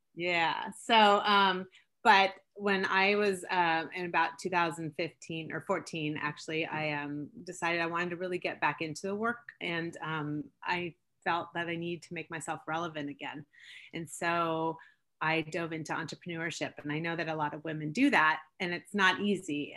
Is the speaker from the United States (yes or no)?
yes; Seattle, Washington, United States; also born or lived in Switzerland; I grew up in Seattle. I was born in Switzerland, moved to Seattle when I was two